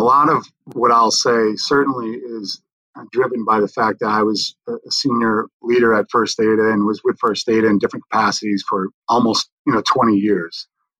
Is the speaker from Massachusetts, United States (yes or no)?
yes; central Massachusetts, United States; also born or lived in Richmond, Virginia; But we grew up about an hour and 20 minutes outside of Boston in central Massachusetts.